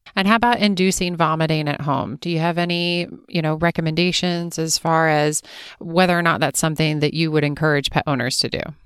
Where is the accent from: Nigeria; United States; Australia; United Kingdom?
United States; East Coast; I grew up on the East Coast